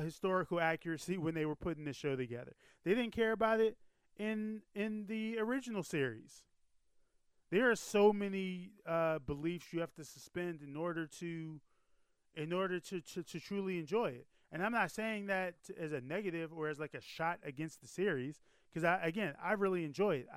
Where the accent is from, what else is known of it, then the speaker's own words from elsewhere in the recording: United States; I was born in America. I have not lived in Japan.